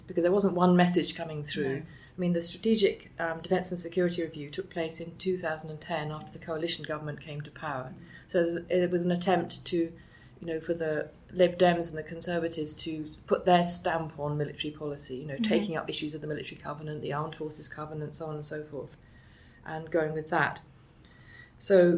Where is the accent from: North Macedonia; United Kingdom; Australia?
United Kingdom; near Andover, South East England; I grew up actually near Andover, which is the town nearest Tidworth